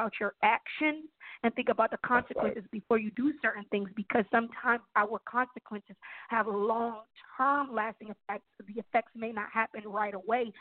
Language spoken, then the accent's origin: English; New York, United States; I'm from New York, born and raised.